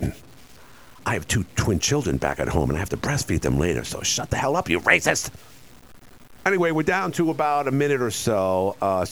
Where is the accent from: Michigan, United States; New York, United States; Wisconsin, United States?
New York, United States